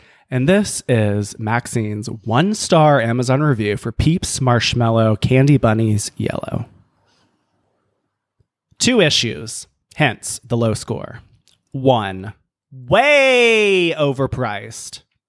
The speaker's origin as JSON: {"language": "English", "region": "the South", "country": "United States", "tie": "born or raised there", "said": "growing up gay in the South"}